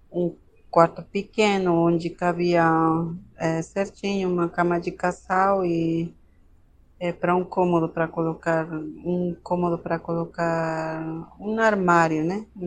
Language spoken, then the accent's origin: Portuguese; Oruro, Bolivia; now in Brazil; sou de Oruro.